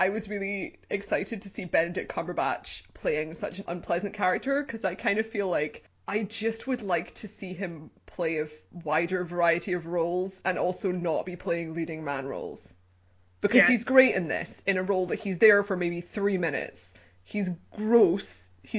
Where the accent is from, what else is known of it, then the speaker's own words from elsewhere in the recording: United Kingdom; as a British person